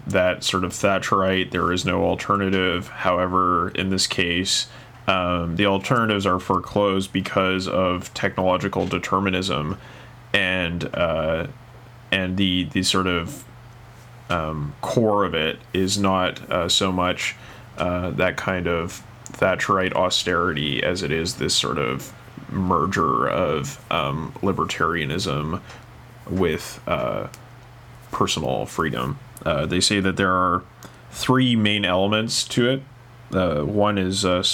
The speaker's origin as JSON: {"language": "English", "country": "Canada", "moved": "yes", "lives_now": "Japan", "said": "I'm a Canadian and I went to a Canadian communications program"}